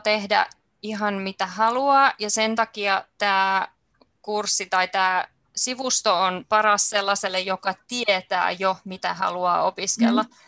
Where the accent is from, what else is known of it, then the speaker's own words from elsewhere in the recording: Helsinki, Uusimaa, Finland; Mä olen ihan helsinkiläinen